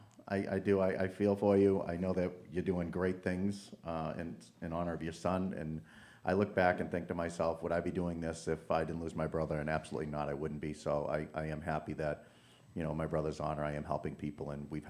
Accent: Arlington, Massachusetts, United States; moved away; So I grew up in the projects of East Arlington.

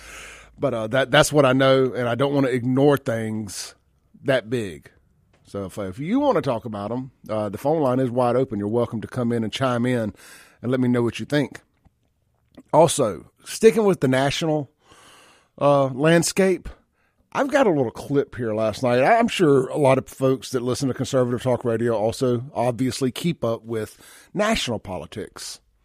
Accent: Jackson, Mississippi, United States; I grew up on Lynch Street at my dad's store

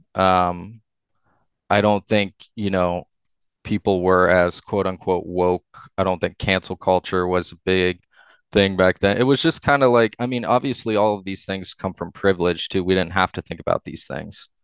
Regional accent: Upper Arlington, Ohio, United States; I grew up in Upper Arlington, went to school all throughout my growing up in U

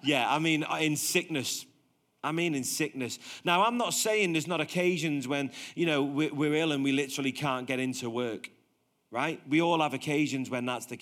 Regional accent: Liverpool, North West England, United Kingdom; now in Warrington, United Kingdom; I'm from Liverpool and I moved to Warrington

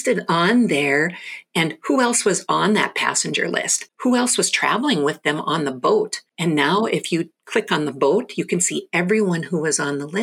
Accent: North Dakota, United States; I'm born and raised in North Dakota, just below the Canadian border

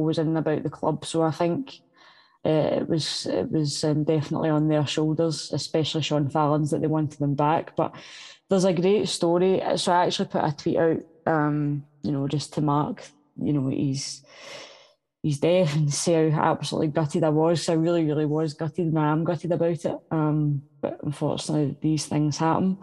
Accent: Glasgow, Scotland, United Kingdom; I come from North Glasgow

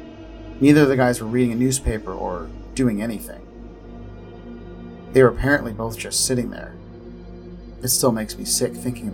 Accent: Florida, United States; I was going to college in South Florida and lived with my family in my hometown in the Florida Panhandle.

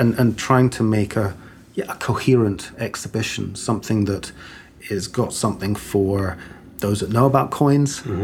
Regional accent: Cambridge, East of England, United Kingdom; also born or lived in Stockholm, Sweden / Edinburgh, Scotland / Aberdeen, Scotland; now in Glasgow, United Kingdom; growing up in Cambridge, it was quite a small city

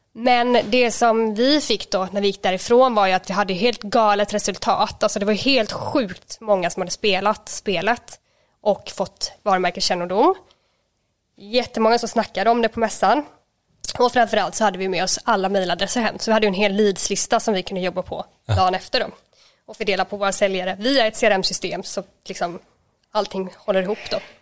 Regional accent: Småland, Sweden; jag är ju från Småland

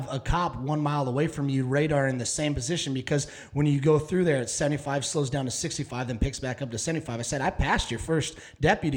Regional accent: Dallas, Texas, United States; I was from Dallas

